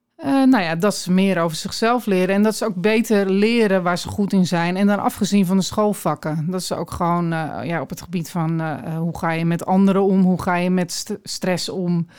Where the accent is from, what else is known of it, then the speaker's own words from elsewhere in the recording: Aalsmeer, North Holland, Netherlands; also born or lived in Sri Lanka; now in Alkmaar, Netherlands; ik ben in Aalsmeer opgegroeid